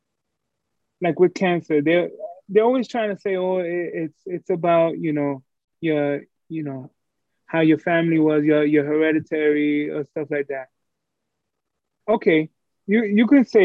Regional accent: New York City, New York, United States; I'm a dude from Brooklyn, New York.

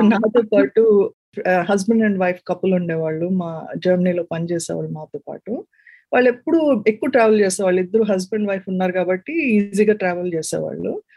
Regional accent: Visakhapatnam, Andhra Pradesh, India; moved away as an adult; also born or lived in Warangal, India / Bengaluru, India / Munich, Germany / Hamburg, Germany; now in California, United States; నేను ఒరిజినల్ గా వైజాగ్ నుంచి

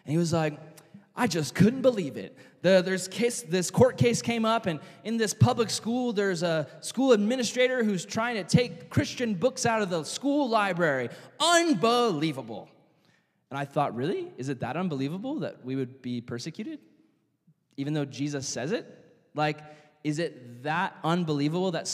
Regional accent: United States; as an American citizen

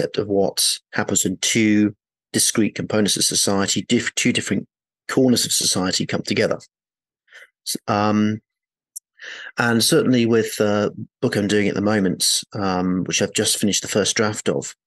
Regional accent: Oxford, South East England, United Kingdom; moved away; I'm from Oxford.

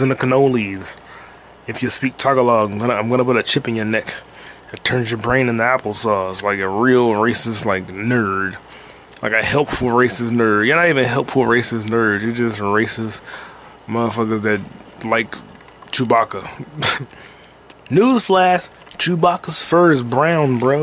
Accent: United States; I'm an American

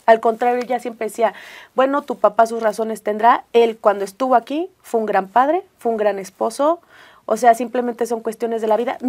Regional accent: Hidalgo, Mexico; also born or lived in Mexico City; nací en la Ciudad de México. Pero toda mi vida me crié en Hidalgo

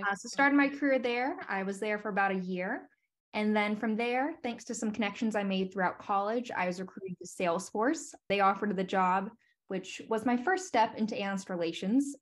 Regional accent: Dayton, Ohio, United States; also born or lived in Washington, D.C.; now in Columbus, United States; ended up in Columbus, Ohio, which is just about an hour away from my hometown in Dayton, Ohio

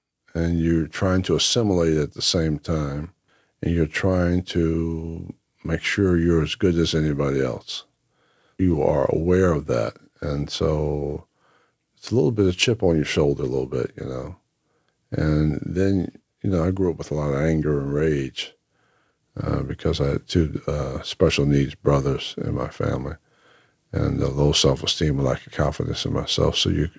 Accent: Lake Waccamaw, North Carolina, United States; And we're from Lake Waccamaw, North Carolina. Came up from there, Columbus County. And so a lot of relatives are from that place.

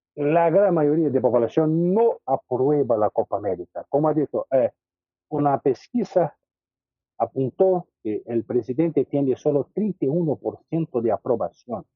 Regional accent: Brazil; Spanish is a second language; Como brasileño

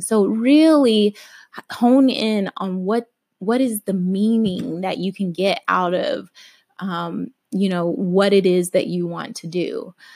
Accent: Alabama, United States; I grew up Christian in Alabama

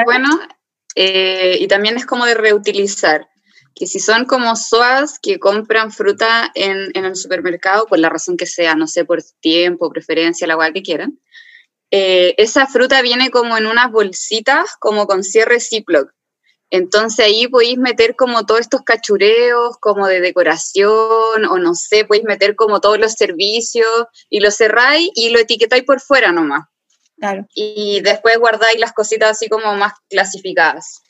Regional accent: Arica, Arica y Parinacota, Chile; moved away as an adult; also born or lived in Santiago, Chile; me fui de Santiago a Arica en bus

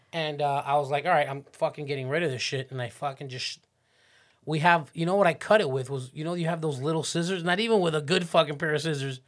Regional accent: Miami Beach, Florida, United States; I grew up on, on South Beach

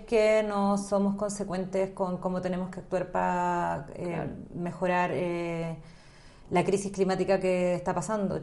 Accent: Chile

